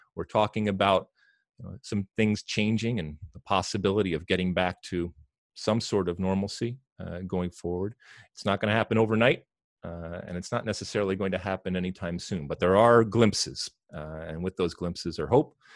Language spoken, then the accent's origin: English; Detroit, Michigan, United States; I'm from Detroit